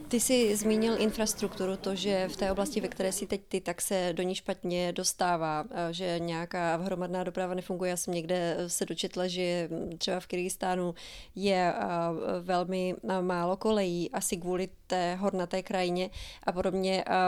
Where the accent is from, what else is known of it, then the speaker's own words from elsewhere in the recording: Czechia; jako Češi obecně nebo možná i zbytek světa nemá úplně moc velkou představu